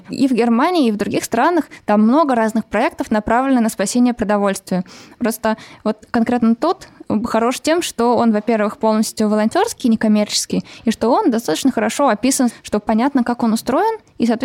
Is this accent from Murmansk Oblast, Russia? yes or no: no; Saint Petersburg, Russia; Э, я из Питера девушка